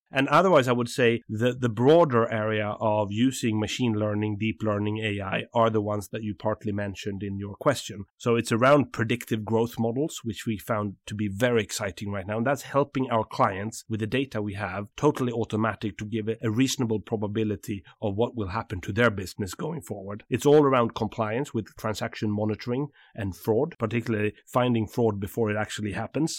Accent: south of Sweden, Sweden; from the south of Sweden

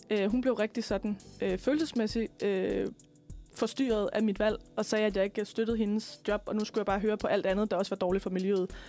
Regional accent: West Jutland, Denmark; altså nu kommer jeg selv fra Vestjylland, og øh, størstedelen af min familie har på en eller anden måde noget med landbrug at gøre

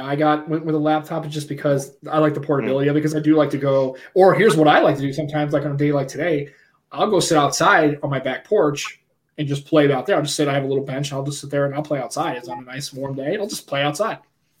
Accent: United States; Yeah, I guess I'm the prototypical American.

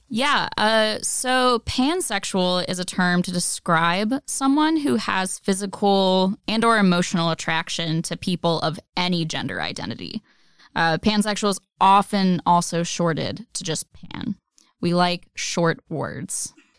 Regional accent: the South, United States; I grew up in the South

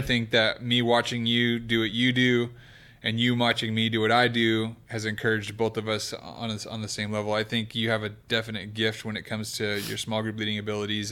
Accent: Kingsburg, California, United States; now in Oklahoma City, United States; I'm from the Okie area. of California.

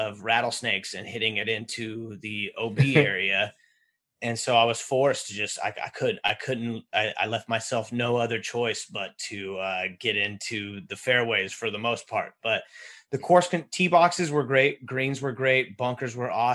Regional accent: Northern California, United States; we're from Northern California. We're Northern California guys.

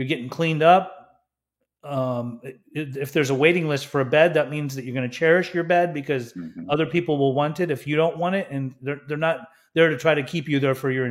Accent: Utah, United States; I grew up in Utah

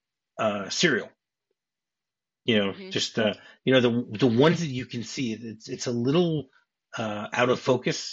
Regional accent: New Jersey, United States; I grew up in the New Jersey area

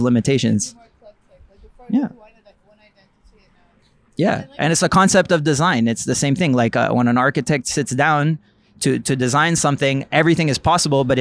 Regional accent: Montreal, Quebec, Canada; I grew up in Villeray, like around Jerry.

